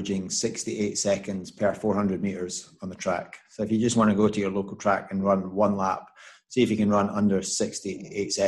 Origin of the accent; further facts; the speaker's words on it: Scotland, United Kingdom; as a Scotsman